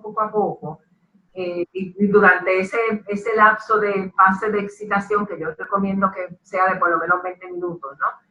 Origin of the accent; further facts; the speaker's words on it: Ponce, Puerto Rico; soy ponceña y boricua